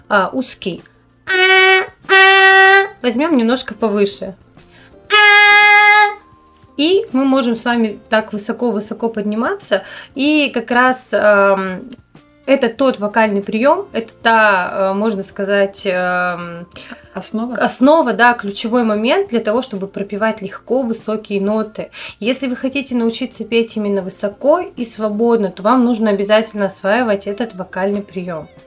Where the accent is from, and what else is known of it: Perm, Perm Krai, Russia